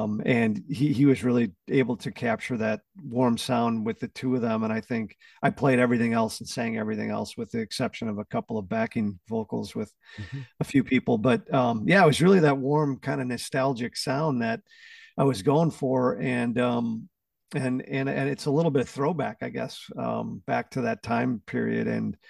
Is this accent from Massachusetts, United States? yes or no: no; Racine, Wisconsin, United States; now in New Jersey, United States; We're in southeastern Wisconsin because I grew up in southeastern Wisconsin.